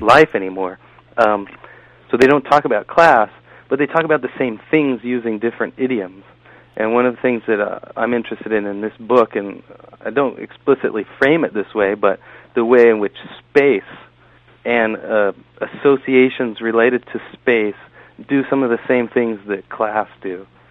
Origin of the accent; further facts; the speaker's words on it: San Diego, California, United States; now in New Haven, United States; I grew up in Southern California